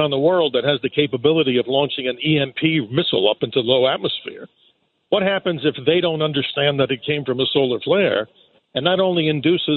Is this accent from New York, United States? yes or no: yes; New York City, New York, United States; I'm a New Yorker. I grew up in right down in Rockaway Beach there, as you call it, the Irish Riviera.